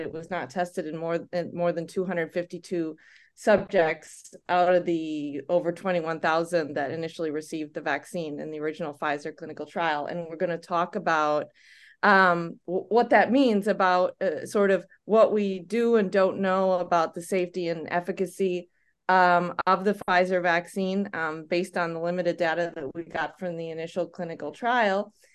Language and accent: English; United States; moved away as an adult; also born or lived in Denmark; i'm from the us as well